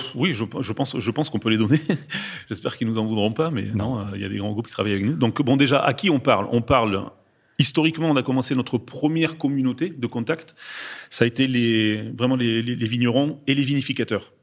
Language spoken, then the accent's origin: French; France; en tant que Français